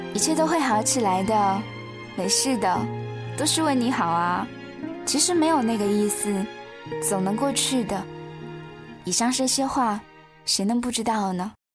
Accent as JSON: {"language": "Chinese", "town": "Wenzhou", "region": "Zhejiang", "country": "China", "moved": "as an adult", "lives_now": "Urumqi, China", "said": "我从浙江温州背井离乡来到了新疆乌鲁木齐"}